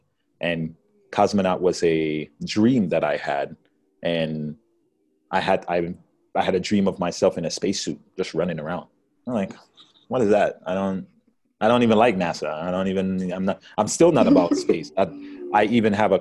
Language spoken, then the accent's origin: English; Jamaica; now in United States; I come from Jamaica.